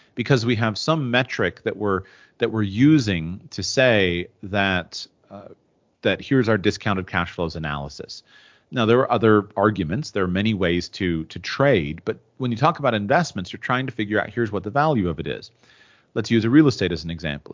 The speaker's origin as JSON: {"language": "English", "country": "United States", "said": "I'm from the United States, and in the United States, we live in a very wealthy culture"}